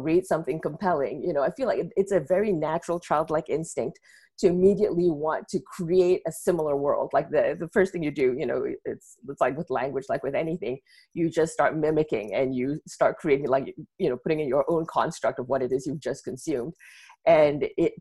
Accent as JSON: {"language": "English", "country": "Malaysia", "tie": "born or raised there", "moved": "yes", "lives_now": "United States", "said": "growing up in Malaysia, even from a young age"}